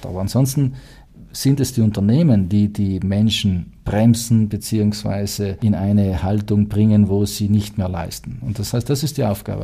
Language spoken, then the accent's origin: German; South Tyrol, Trentino-Alto Adige, Italy; also born or lived in United States; wir als Südtiroler